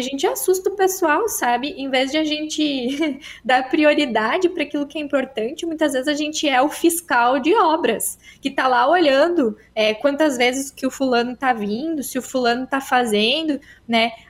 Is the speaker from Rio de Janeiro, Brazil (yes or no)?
no; Timbó, Santa Catarina, Brazil; accent: mixed Catarinense and Gaúcho; estou falando de Santa Catarina, mais precisamente na região de Timbó, fica do ladinho de Blumenau. Mas a gente tem uma certa influência do Rio Grande, então meu sotaque é um pouco misturado, assim, né? Um pouco Catarina, com um pouco de Rio Grande também.